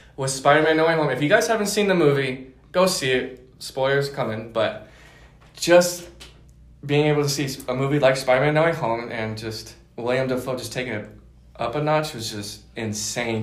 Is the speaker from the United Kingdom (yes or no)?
no; Denver, Colorado, United States; moved away as an adult; I am from Denver, Colorado